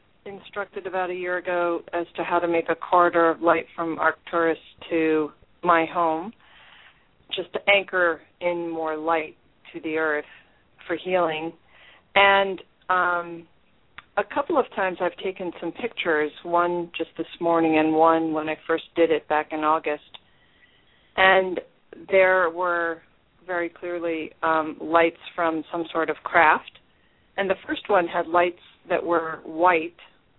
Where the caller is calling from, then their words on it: Rockport, Massachusetts, United States; I'm calling from Rockport, Massachusetts.